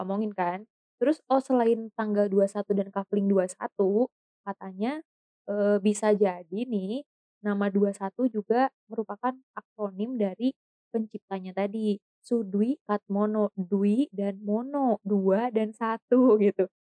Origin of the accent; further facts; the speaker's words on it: Bogor, West Java, Indonesia; kota saya sendiri, di kota Bogor